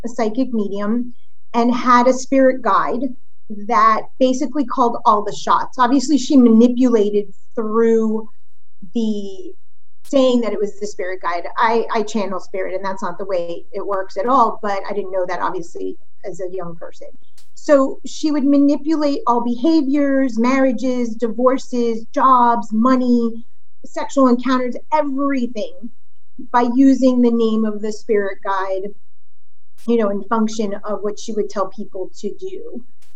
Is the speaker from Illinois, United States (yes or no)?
no; Miami, Florida, United States; also born or lived in Brooklyn, New York; when I was born, they actually bought land in South Florida and built house one next to the other